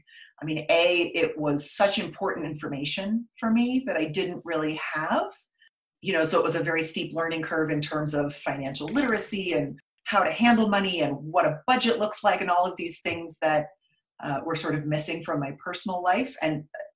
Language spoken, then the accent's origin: English; Stanford, California, United States; moved away as an adult; also born or lived in Brooklyn, New York; I was born in California, Northern California, grew up on Stanford campus because my mom was going to school.